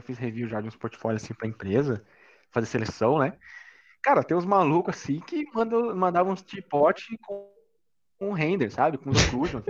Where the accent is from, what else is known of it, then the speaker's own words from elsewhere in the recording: Campinas, São Paulo, Brazil; moved away as an adult; now in São Paulo, Brazil; eu não sou de São Paulo, né? Eu era de, de Campinas.